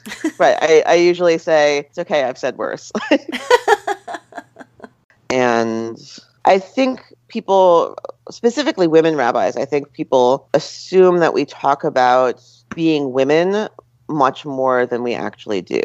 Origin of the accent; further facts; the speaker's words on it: Westfield, New Jersey, United States; I grew up in Westfield, New Jersey